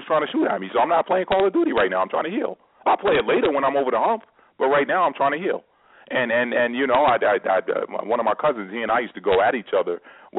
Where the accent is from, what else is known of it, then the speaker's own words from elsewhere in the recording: New York, United States; growing up in New York